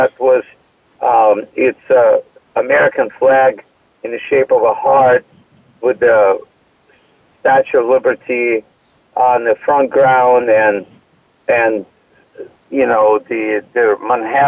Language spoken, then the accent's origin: English; Odesa, Odesa Oblast, Ukraine; moved away as an adult; now in United States; I have a degree in art from my hometown, from Odessa, Ukraine